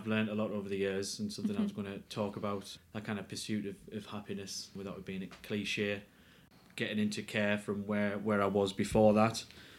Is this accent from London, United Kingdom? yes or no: no; Ferryhill, North East England, United Kingdom; I'm from Ferry Hill in County Durham.